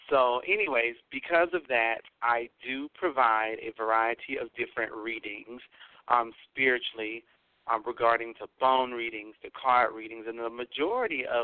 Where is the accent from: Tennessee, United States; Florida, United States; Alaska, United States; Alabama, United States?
Alabama, United States; the South; I live in Alabama, so I am down here in the South and um, born and raised in the South.